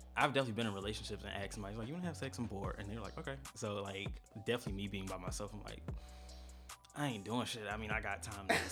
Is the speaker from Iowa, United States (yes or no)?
no; St. Petersburg, Florida, United States; now in Atlanta, United States; born and raised in St. Petersburg, Florida